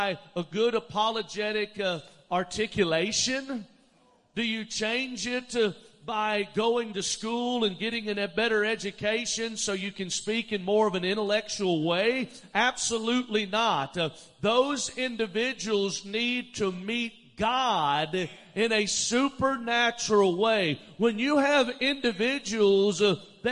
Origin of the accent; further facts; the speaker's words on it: Alabama, United States; moved away as an adult; also born or lived in Dallas, Texas; I grew up in Alabama, but I lived in Dallas for 15 years